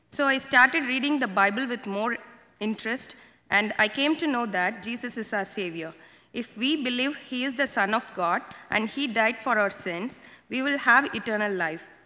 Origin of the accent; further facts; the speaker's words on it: India; moved away; Uh, I was born in India and brought up in a Christian family.